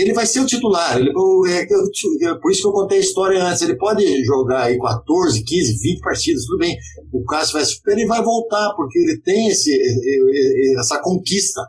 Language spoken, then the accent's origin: Portuguese; Curitiba, Paraná, Brazil; moved away as an adult; also born or lived in São Paulo; Eu realmente sou de Curitiba, né, no Paraná, minha família inclusive mora lá ainda.